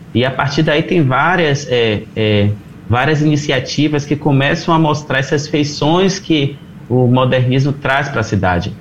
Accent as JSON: {"language": "Portuguese", "country": "Brazil"}